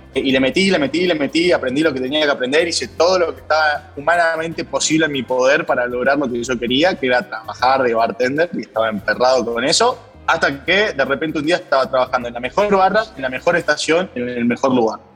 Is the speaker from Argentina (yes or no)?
yes; Argentina; fui seleccionado como emprendedor argentino para la delegación del G20